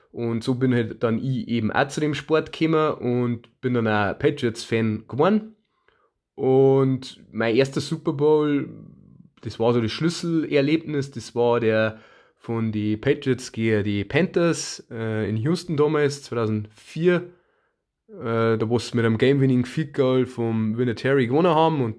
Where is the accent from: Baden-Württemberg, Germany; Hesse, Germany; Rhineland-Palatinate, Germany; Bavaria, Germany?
Bavaria, Germany; Ja, wie ihr äh, unschwer Herrenkinds äh, kommen wir aus Bayern